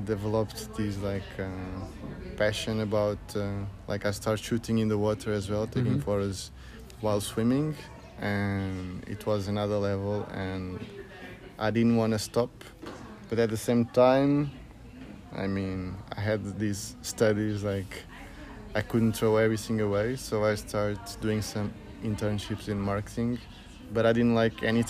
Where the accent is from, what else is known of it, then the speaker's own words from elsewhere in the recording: Lisbon, Portugal; I'm from Lisbon, but my family is mainly from the south, from Alentejo